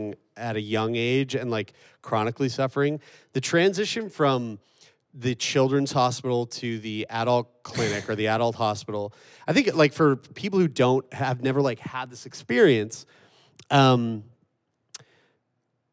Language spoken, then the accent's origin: English; Wolfville, Nova Scotia, Canada; moved away as an adult; also born or lived in Toronto; going from like Wolfville, Nova Scotia to Toronto for university.